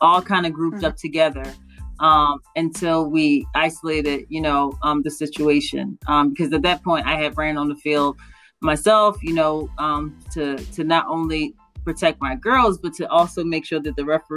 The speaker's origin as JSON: {"language": "English", "town": "Radnor Township", "region": "Pennsylvania", "country": "United States", "tie": "born or raised there", "said": "I grew up in Radnor Township"}